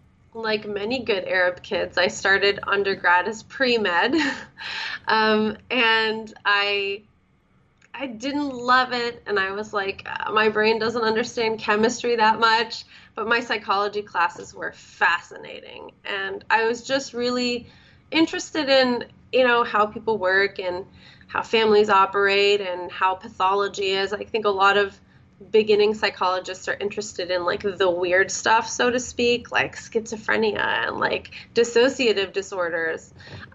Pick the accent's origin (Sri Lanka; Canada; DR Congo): Canada; also born or lived in Florida, United States / California, United States; So I grew up in Canada and then Florida, California. I've grown up kind of all over the place.